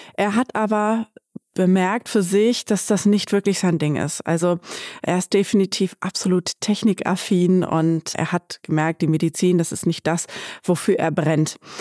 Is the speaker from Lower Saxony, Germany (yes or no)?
yes; Bad Pyrmont, Lower Saxony, Germany; ich bin hier in Bad Pyrmont zur Schule gegangen